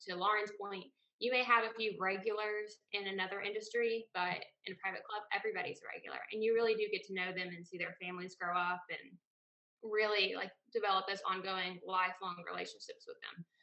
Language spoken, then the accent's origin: English; South Carolina, United States; moved away as an adult; now in Charlotte, United States; so I'm from South Carolina.